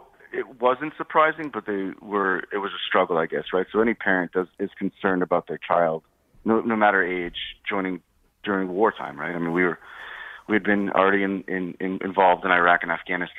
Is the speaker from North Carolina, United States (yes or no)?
no; Guilford, Connecticut, United States; I'm a Connecticut native. I grew up in Guilford on the shoreline, so my summers were spent, you know, on the beach or sailing, in the woods, hiking, something like that.